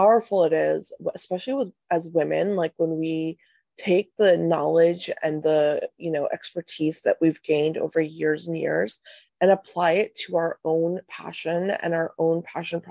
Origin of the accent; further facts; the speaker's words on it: North India, India; I'm Indian, I'm North Indian